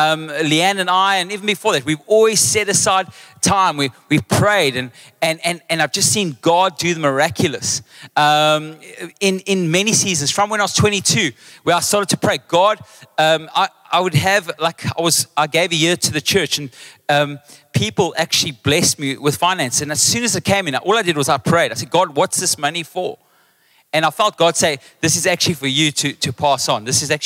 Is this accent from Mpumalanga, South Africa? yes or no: no; Western Cape, South Africa; then they realize I'm actually English, Mudertong, mama.